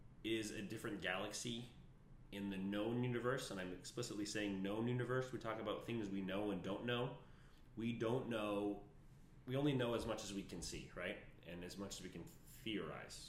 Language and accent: English; Las Vegas, Nevada, United States; moved away; I'm from Las Vegas